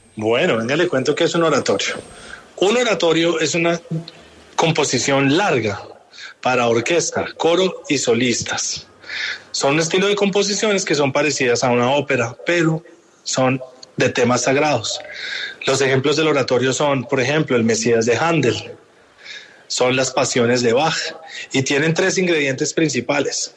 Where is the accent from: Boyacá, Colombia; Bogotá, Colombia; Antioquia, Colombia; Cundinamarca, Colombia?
Bogotá, Colombia; moved away as an adult; now in New York, United States; yo crecí en Bogotá